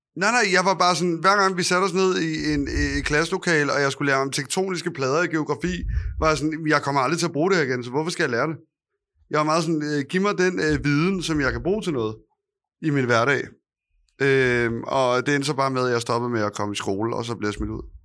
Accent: Copenhagen, Capital Region of Denmark, Denmark; jeg er og opvokset på Østerbro

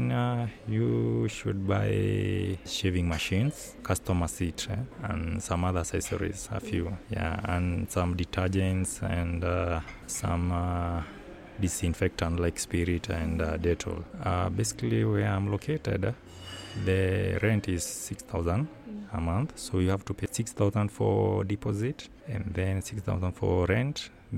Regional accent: Nairobi, Kenya; I'm from Kenya, Nairobi. I have a barbershop in Nairobi

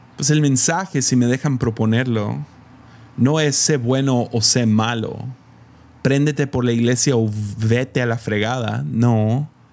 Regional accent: Mexico; moved away; soy el morro de México

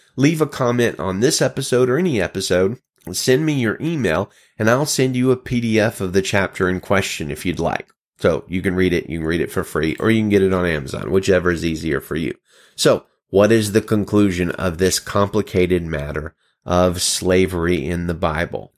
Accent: Alabama, United States; As a child of the South, born and raised in Alabama

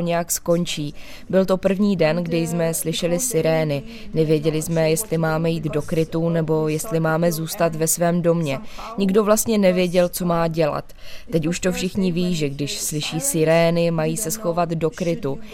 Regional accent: Kyiv, Ukraine; Czech is a second language; moved away as an adult; now in Holešov, Czech Republic; Ano, já jsem z Kijeva. Já jsem se narodila v Kijevě, celý svůj život žiju v Kijevě.

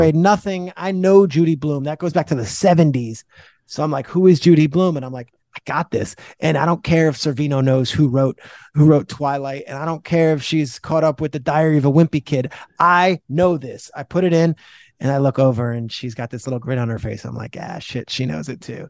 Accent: New Jersey, United States; I'm from Jersey

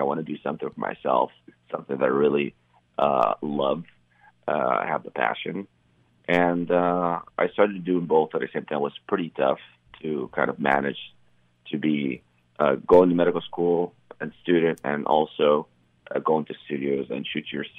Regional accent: Cairo, Cairo Governorate, Egypt; moved away as an adult; I grew up in Cairo, Egypt.

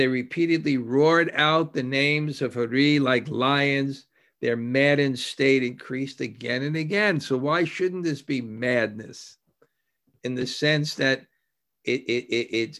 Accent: New York, United States; I grew up in New York

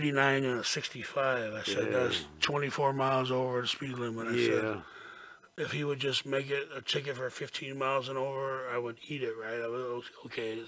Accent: Florida, United States

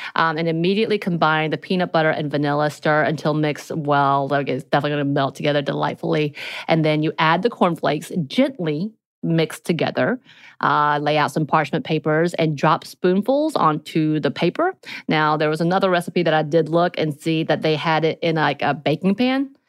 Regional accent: the mountains of Georgia, United States; growing up in the mountains of Georgia.

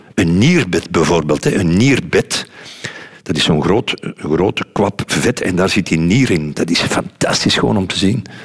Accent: Kessel, Flanders, Belgium; also born or lived in Lier; zijn we verhuisd van Lier naar, naar Kessel

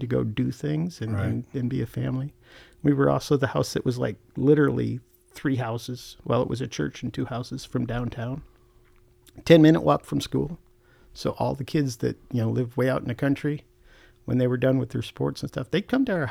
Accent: New York, United States; also born or lived in Wisconsin; now in Missouri, United States; Well, I grew up in New York. I originally grew up in New York, and they migrated to Wisconsin

